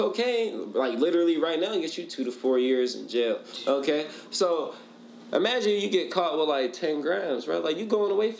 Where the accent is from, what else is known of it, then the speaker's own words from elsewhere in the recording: United States; we're American.